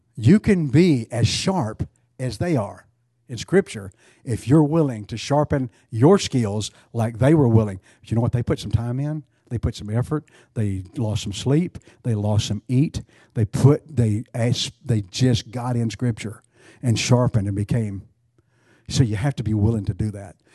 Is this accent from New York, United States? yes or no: no; Texas, United States; being a Texan